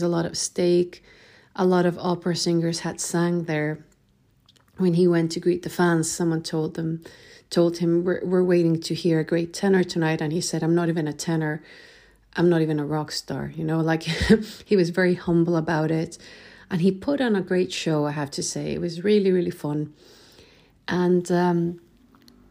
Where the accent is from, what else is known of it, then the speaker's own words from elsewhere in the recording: Chile; now in Sweden; I'm originally from Chile, but I live in Sweden